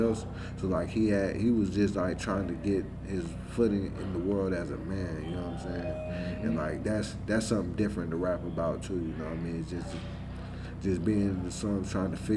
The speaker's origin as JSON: {"language": "English", "region": "the South", "country": "United States", "said": "me being from the South"}